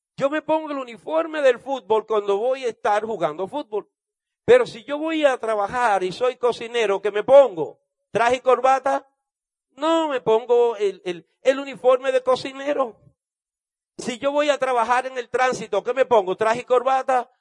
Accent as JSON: {"language": "Spanish", "country": "Dominican Republic", "said": "yo soy de República Dominicana."}